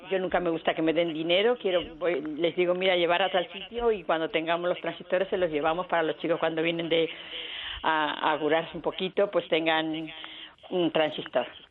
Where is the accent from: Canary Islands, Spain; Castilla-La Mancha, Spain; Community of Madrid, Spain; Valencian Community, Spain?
Community of Madrid, Spain; Arganda del Rey; mi pueblo